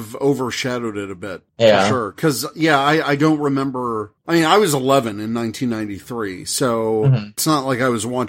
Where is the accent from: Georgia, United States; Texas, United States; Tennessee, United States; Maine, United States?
Georgia, United States; because I grew up in Georgia and we never had snow.